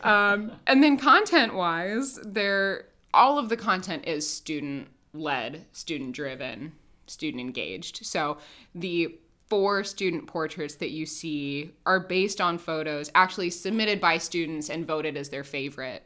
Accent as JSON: {"language": "English", "town": "Indianapolis", "region": "Indiana", "country": "United States", "tie": "born or raised there", "said": "I grew up in Indianapolis"}